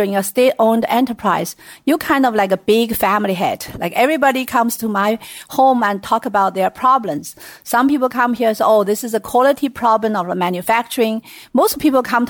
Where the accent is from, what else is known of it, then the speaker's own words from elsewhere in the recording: Sichuan, China; I was born and raised in Sichuan province